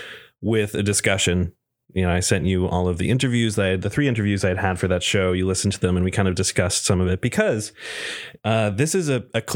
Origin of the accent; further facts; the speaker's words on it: Maine, United States; I've never left Maine, but I am still learning about my home state every day.